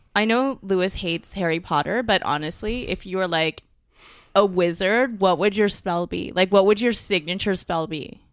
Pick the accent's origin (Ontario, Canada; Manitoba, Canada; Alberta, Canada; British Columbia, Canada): Ontario, Canada; Mississauga; also born or lived in Vancouver / Toronto; I'm from Mississauga